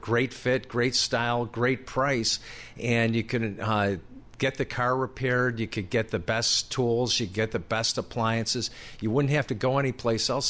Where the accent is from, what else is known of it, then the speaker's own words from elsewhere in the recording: Buffalo, New York, United States; Canisius College, where I grew up in Buffalo